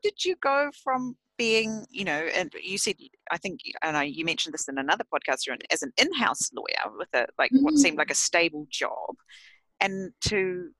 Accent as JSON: {"language": "English", "country": "New Zealand", "moved": "yes", "lives_now": "Japan", "said": "not because I'm a New Zealander, but yeah, just because I'm in Japan"}